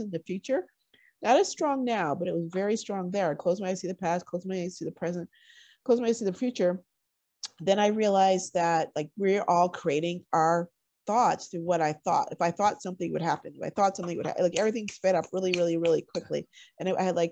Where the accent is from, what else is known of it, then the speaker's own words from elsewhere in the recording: Connecticut, United States; moved away; Connecticut, of all places, where I grew up